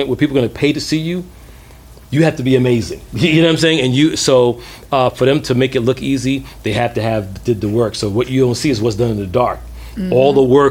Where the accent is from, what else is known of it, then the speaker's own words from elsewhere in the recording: New York City, New York, United States; also born or lived in London / Atlanta; growing up in Brooklyn